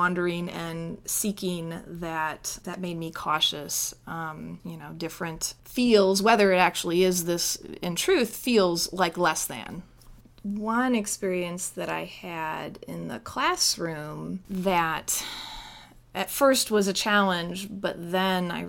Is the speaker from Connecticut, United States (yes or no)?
yes; Connecticut, United States; moved away as an adult; also born or lived in Indiana; Growing up in Connecticut